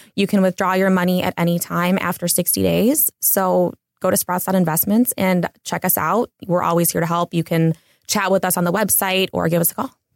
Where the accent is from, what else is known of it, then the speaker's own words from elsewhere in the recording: Cleveland, Ohio, United States; also born or lived in Los Angeles; now in Big Bear, United States; I'm originally from Cleveland